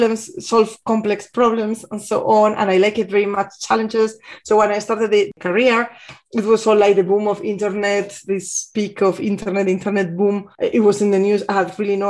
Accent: Bilbao, Basque Country, Spain; moved away as an adult; also born or lived in Amsterdam, Netherlands / Barcelona, Spain / Madrid, Spain; now in Munich, Germany; working in the beginning in Bilbao, in my hometown in Spain.

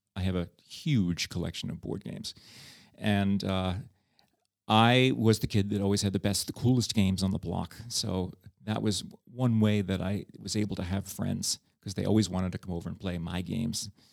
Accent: New York City, New York, United States; moved away as an adult; now in Prague, Czech Republic; I grew up with as a New Yorker

